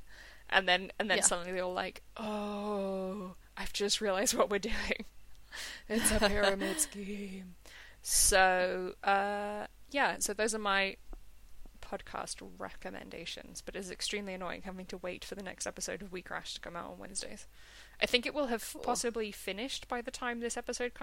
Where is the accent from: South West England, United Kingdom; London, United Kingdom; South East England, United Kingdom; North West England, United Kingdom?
London, United Kingdom; I'm from London, it's the capital.